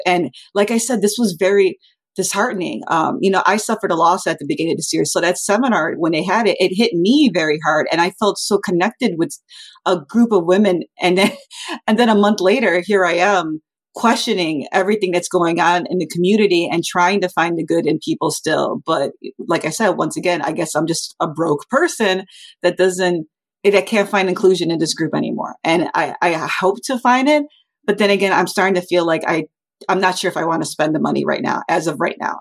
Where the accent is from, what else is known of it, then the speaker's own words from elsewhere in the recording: Chicago, Illinois, United States; growing up in South Chicago, it was not the richest neighborhood